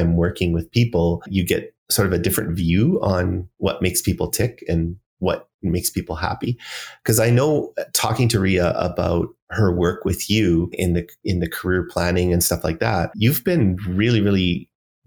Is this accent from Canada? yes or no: yes; Calgary, Alberta, Canada; I was born and raised in Calgary